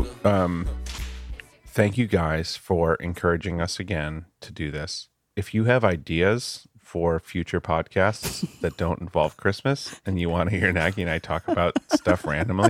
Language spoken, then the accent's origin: English; Michigan, United States; I'm from Michigan.